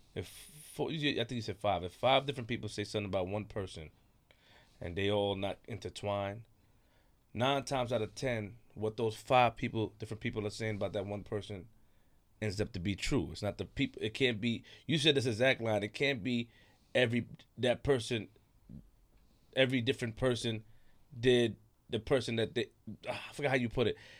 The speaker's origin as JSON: {"language": "English", "town": "New York City", "region": "New York", "country": "United States", "said": "I'm from Queens."}